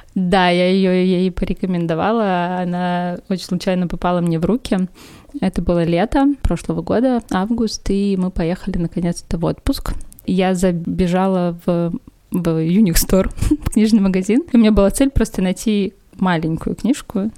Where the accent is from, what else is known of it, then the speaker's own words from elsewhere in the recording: Perm, Perm Krai, Russia; also born or lived in Moscow; Я приехала, вернулась из Москвы в Пермь